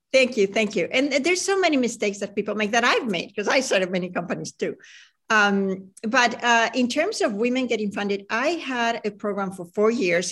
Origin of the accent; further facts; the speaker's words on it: Venezuela; moved away; also born or lived in Chile; I grew up in Venezuela